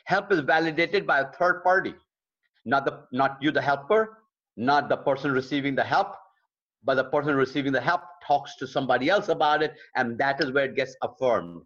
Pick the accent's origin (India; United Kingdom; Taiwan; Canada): India; Lucknow, Uttar Pradesh; moved away; we built a beautiful Bible college in my hometown of Lucknow, India